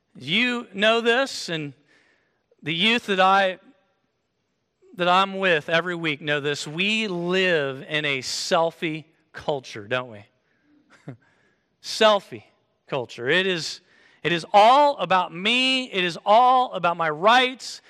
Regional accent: Kansas, United States; moved away; I came from Kansas, so we wear boots in Kansas

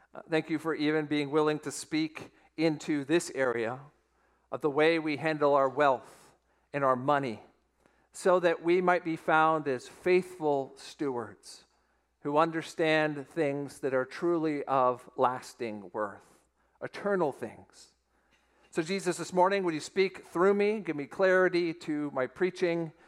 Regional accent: Weston, Florida, United States; it is my hometown, the town of Weston, Florida

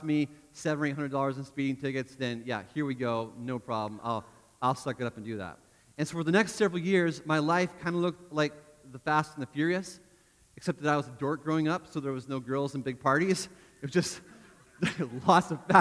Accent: Canada; moved away; I grew up in Canada

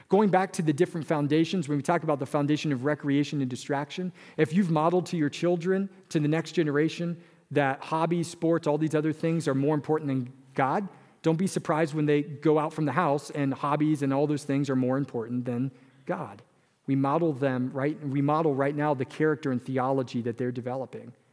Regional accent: California, United States; moved away; I came from California, where a family of four was usually a couple and a dog and a child, right? But I moved to Wisconsin

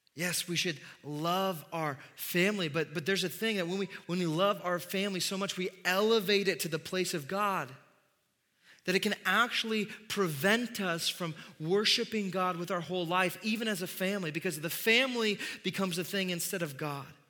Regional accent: Midwest, United States; being a Midwesterner

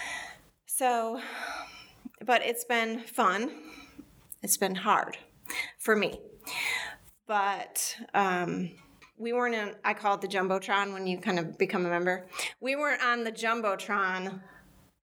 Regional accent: Michigan, United States; moved away as an adult; I grew up in Michigan

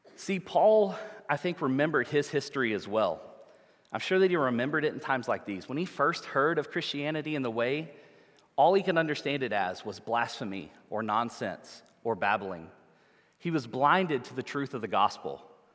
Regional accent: New Orleans, Louisiana, United States; we're from the United States, from New Orleans, Louisiana

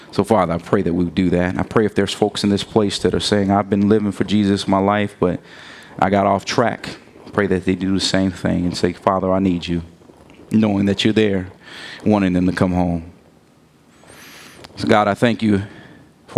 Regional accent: Gary, Indiana, United States; I'm from Gary

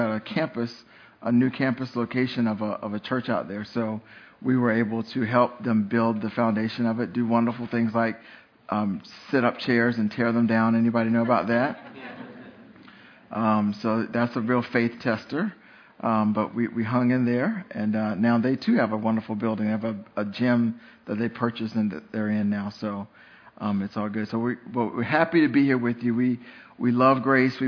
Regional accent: North Carolina, United States; I grew up here in North Carolina

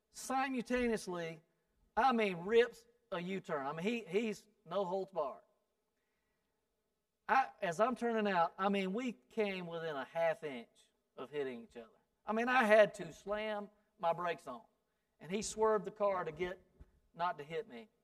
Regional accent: South Carolina, United States; I'm from South Carolina

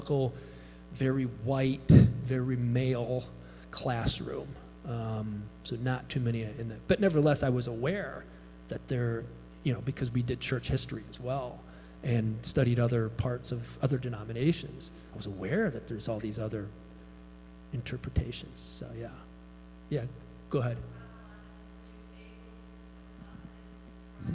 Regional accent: Chicago, Illinois, United States; I grew up in Chicago, Pentecostal

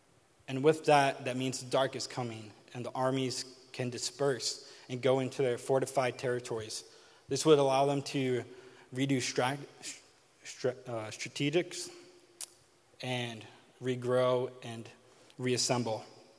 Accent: New York, United States; We're both from New York

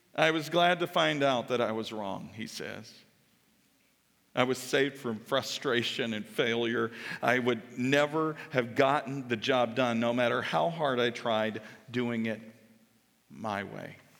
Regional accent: Kentucky, United States; I'm from Kentucky

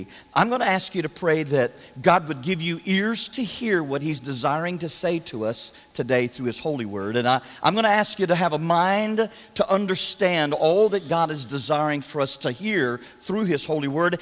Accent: Florida, United States; I'm from Florida

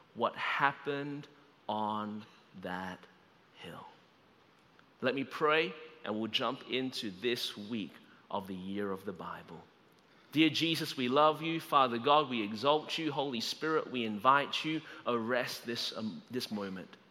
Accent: Melbourne, Victoria, Australia; now in Anderson, United States; I was born and raised in Melbourne, Australia.

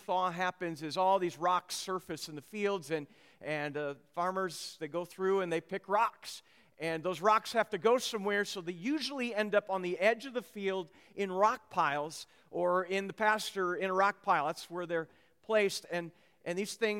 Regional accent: Minnesota, United States; I grew up in Minnesota

